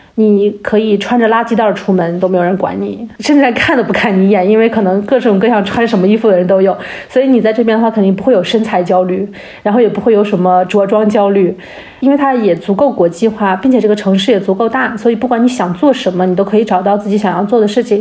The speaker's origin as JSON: {"language": "Chinese", "country": "China", "moved": "yes", "lives_now": "Berlin, Germany", "said": "作为一个中国人"}